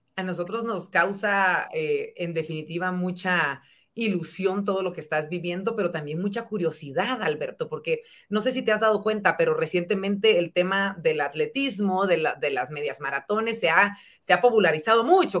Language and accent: Spanish; Guatemala; como guatemaltecos